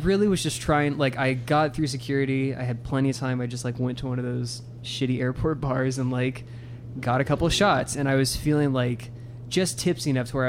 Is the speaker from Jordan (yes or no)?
no; Ireland; Yeah, I'm Irish, I can handle this.